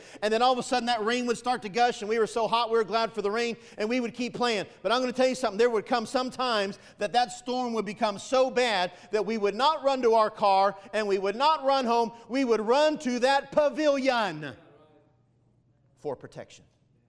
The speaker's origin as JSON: {"language": "English", "region": "Florida", "country": "United States", "tie": "born or raised there", "said": "Anyway, I'm from Florida. I grew up down there kind of my high school years and played ball, and I like playing basketball."}